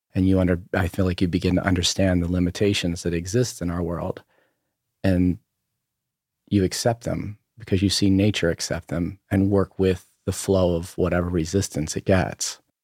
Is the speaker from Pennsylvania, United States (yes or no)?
no; Berlin, Maryland, United States; moved away; also born or lived in Ocean City, Maryland / Los Angeles; I grew up on the eastern shore of, of Maryland, uh, in a town of, uh, called, uh, Berlin. Maryland, it's just outside of Ocean City, Maryland